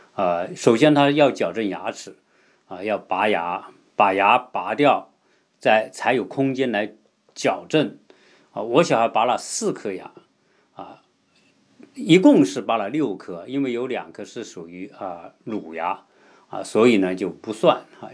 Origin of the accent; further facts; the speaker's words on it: China; 我们中国人